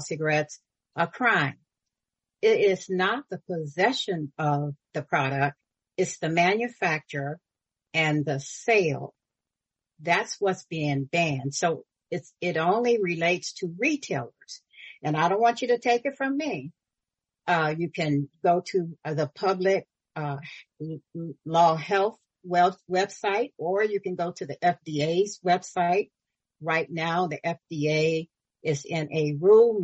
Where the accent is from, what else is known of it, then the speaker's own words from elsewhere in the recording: Florida, United States; now in California, United States; I'm originally from Florida